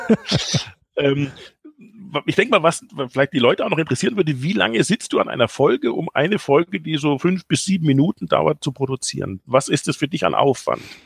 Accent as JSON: {"language": "German", "town": "Ottobrunn", "region": "Bavaria", "country": "Germany", "tie": "born or raised there", "moved": "as an adult", "said": "in Ottobrunn bin ich aufgewachsen, habe dort meine Kindheit verbracht, eigentlich bis zum 18. Lebensjahr."}